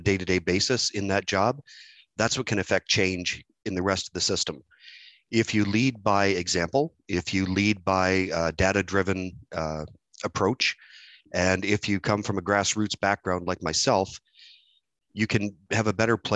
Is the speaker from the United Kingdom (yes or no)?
no; Dunnville, Ontario, Canada; born and raised in Canberra, which became part of Dunville, town of Dunville